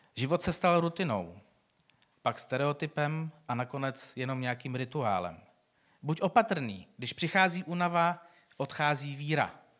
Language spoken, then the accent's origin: Czech; Czechia; my jako Češi